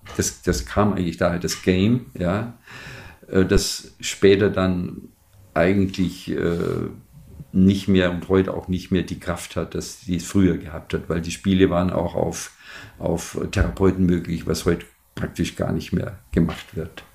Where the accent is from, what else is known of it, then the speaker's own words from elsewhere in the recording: Munich, Bavaria, Germany; moved away as an adult; also born or lived in Palatinate; ich komme aus München